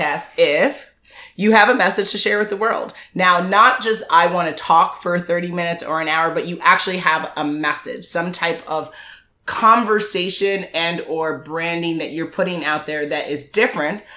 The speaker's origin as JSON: {"language": "English", "country": "Jamaica", "said": "I'm Jamaican."}